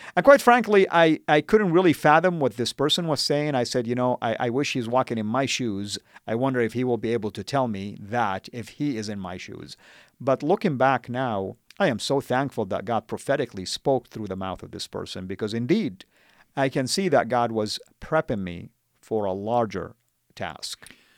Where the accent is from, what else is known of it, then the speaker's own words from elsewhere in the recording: Jeddah, Makkah Province, Saudi Arabia; first language Arabic; English is a second language; moved away as an adult; also born or lived in United States; I was born and raised in Saudi